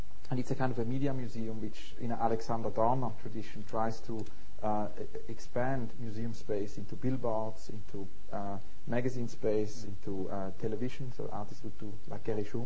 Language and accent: English; St. Gallen, Switzerland; moved away; also born or lived in Zurich; I grew up in Switzerland, very near the library of St. Gallen